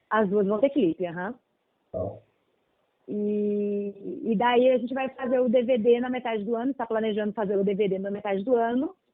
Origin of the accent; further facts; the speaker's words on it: Rio Grande do Sul, Brazil; como eu sou gaúcha, e a minha cidade é de fronteira, a gente tem bastante aquela coisa ligada às raízes mais latinas.